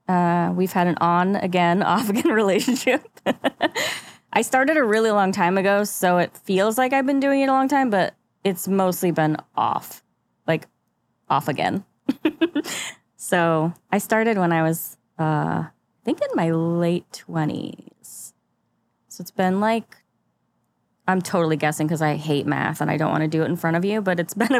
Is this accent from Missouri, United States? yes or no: yes; St. Louis, Missouri, United States; I moved here from Michigan, but I'm from ish St. Louis.